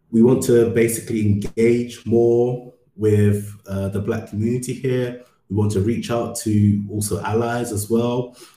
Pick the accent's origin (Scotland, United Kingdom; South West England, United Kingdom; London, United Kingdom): London, United Kingdom; moved away as an adult; also born or lived in Ghana; now in Berlin, Germany; I grew up in London for most, lived in London for most of my life